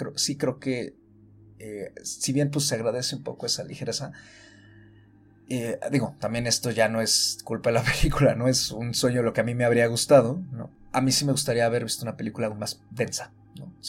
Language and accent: Spanish; Mexico; como mexicanos